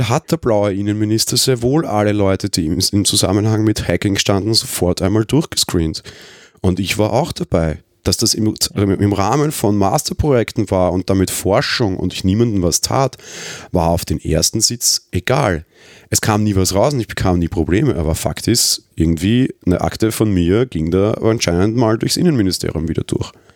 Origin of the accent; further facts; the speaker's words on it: Vienna, Austria; Als Österreicher